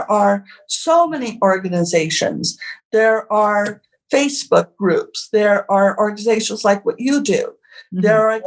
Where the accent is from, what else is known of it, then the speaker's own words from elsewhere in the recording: Santa Fe, New Mexico, United States; Santa Fe, which is really actually my hometown